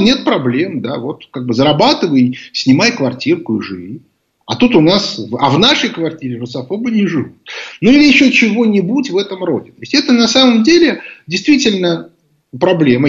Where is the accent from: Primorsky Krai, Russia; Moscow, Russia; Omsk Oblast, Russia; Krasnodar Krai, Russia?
Moscow, Russia; мы это, москвичи